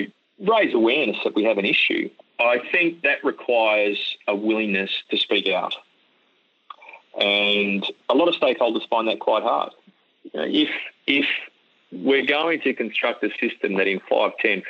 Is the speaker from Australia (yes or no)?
yes; Australia; As an Australian